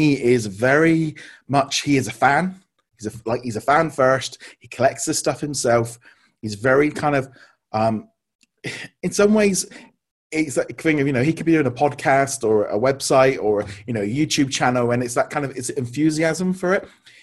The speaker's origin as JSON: {"language": "English", "country": "United Kingdom", "said": "we're being British"}